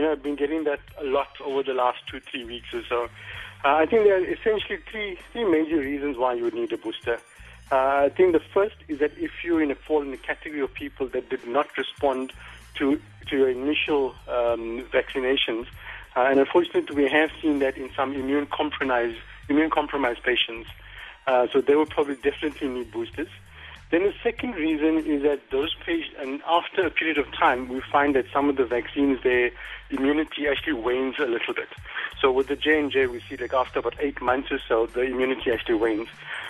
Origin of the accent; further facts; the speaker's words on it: Durban, KwaZulu-Natal, South Africa; In Durban.